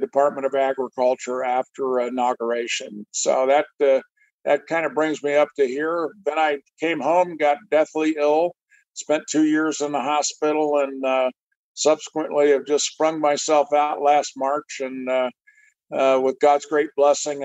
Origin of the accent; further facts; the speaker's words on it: Kansas, United States; moved away as an adult; also born or lived in Northwest Iowa; I was raised in Kansas